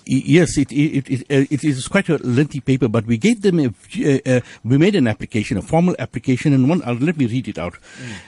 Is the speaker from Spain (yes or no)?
no; South Africa; we are South African, integral South Africans, full-blooded South Africans